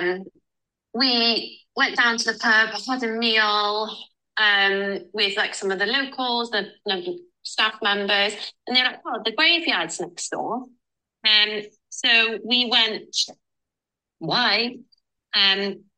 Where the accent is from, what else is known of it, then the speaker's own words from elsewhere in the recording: Cardiff, Wales, United Kingdom; we're from Cardiff